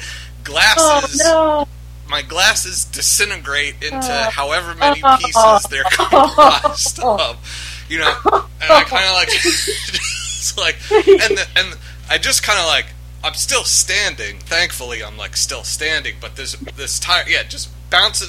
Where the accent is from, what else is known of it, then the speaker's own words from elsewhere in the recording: New York, United States; moved away as an adult; now in Philadelphia, United States; I was born and raised in New York, and I moved here probably around like 15 years ago